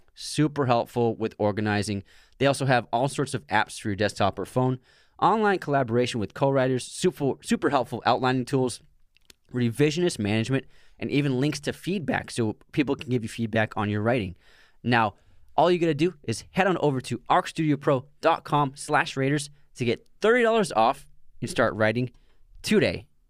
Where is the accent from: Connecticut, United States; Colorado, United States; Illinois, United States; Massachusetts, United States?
Massachusetts, United States; Boston; We're from Boston